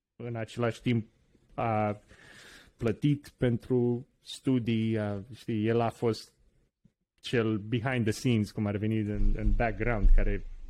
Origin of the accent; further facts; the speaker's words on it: Romania; also born or lived in Washington DC, United States; now in United States; ca români